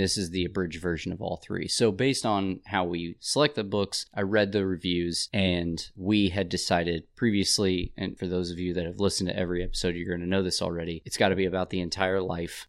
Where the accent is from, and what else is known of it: Indianapolis, Indiana, United States; born or raised there